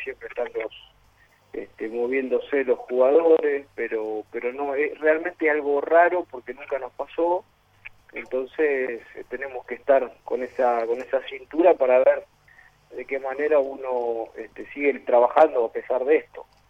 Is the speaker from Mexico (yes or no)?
no; Rosario, Santa Fe, Argentina; now in Paraguay; yo soy argentino, eh, rosarino, eh, pero bueno, radicado ya en Paraguay hace bastante tiempo